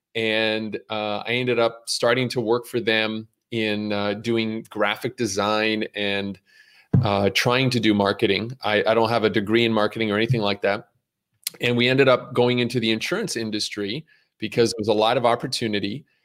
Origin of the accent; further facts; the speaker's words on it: Montreal, Quebec, Canada; moved away as an adult; also born or lived in Brooklyn, New York; now in United States; growing up in Montreal, where I was born and raised